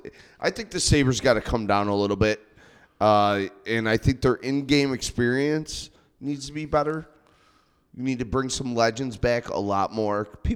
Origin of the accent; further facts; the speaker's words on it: São Paulo, Brazil; I mean, I'm from Sao Paulo. I'm gonna chug it.